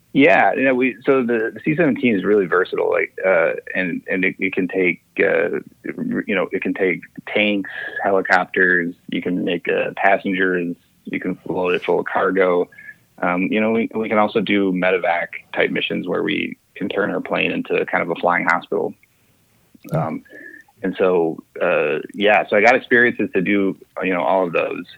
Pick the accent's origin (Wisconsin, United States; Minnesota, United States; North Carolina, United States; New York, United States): Minnesota, United States; St. Paul; I grew up in St. Paul, Minnesota